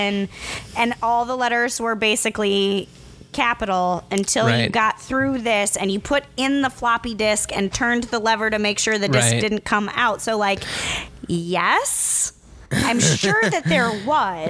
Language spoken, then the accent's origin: English; Midwest, United States; As a Midwesterner